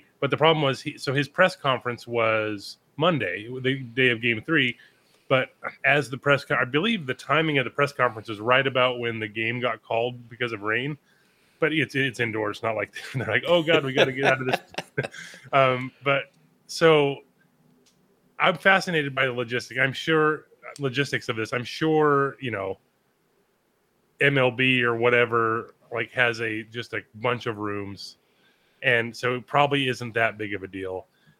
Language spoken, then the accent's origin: English; California, United States; it's very special to me growing up in Southern California, getting to wear that jersey